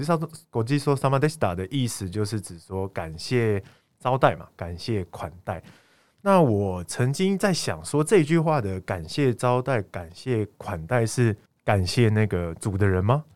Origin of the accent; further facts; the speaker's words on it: Taiwan; 我们台湾也很常吃有一间叫做阿芙里拉面